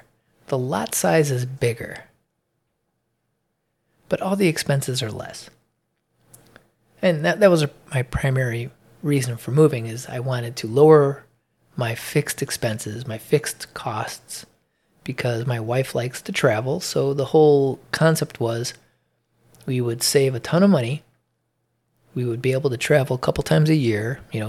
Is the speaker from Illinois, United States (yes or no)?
yes; Illinois, United States; now in Georgia, United States; I came from Illinois to move to Georgia. The cost of living in Illinois is enormous compared to here.